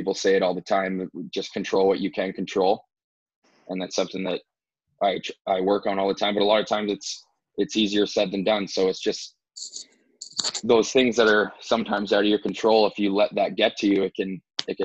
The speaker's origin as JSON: {"language": "English", "town": "Ajax", "region": "Ontario", "country": "Canada", "tie": "born or raised there", "also_born_or_lived": "Orono, Maine, United States / Austin, Texas, United States", "moved": "as an adult", "lives_now": "Columbus, United States", "said": "I'm from Ajax, Ontario, Canada. And so I played hockey growing up in my hometown of Ajax up until the age of 15"}